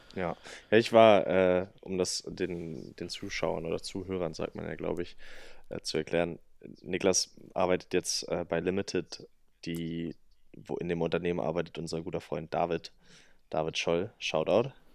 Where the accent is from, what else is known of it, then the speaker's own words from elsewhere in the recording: Salzwedel, Saxony-Anhalt, Germany; in Salzwedel, also meine Heimatstadt